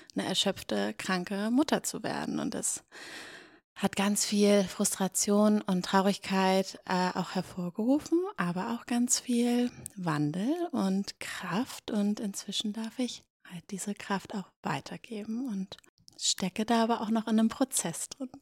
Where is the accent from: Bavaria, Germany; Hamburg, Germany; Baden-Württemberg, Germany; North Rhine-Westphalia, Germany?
Hamburg, Germany; now in Berlin, Germany; Ich komme aus Hamburg ursprünglich